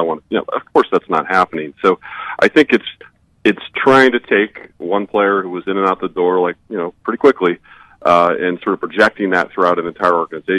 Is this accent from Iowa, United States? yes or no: yes; Iowa, United States; born or raised there